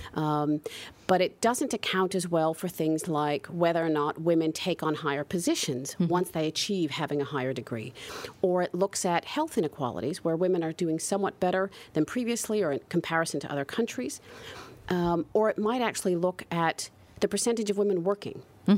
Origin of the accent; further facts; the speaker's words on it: United States; moved away as an adult; now in Netherlands; I'm not from the Netherlands originally, I grew up in the US